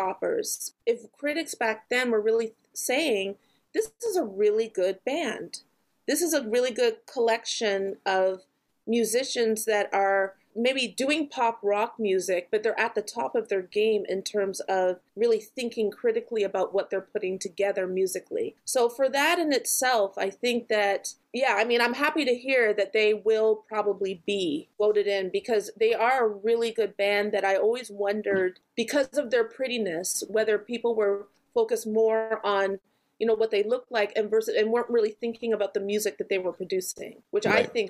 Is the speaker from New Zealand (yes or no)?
no; Canada; However, I'm a Canadian, so I don't know how the response to … was in the States when they first came out.